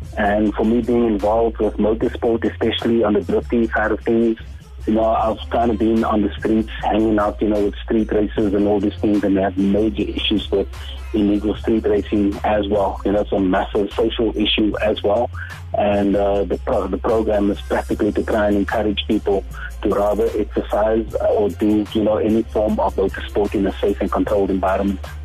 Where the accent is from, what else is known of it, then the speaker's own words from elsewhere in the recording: Cape Town, Western Cape, South Africa; also born or lived in Mitchell's Plain; I grew up in in District Six. Um, of course, you know our, our families among those that were relocated to to Mitchell's Plain